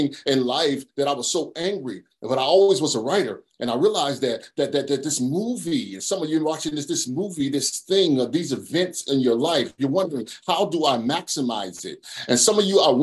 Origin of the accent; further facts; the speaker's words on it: Charlotte, North Carolina, United States; I'm from Charlotte, North Carolina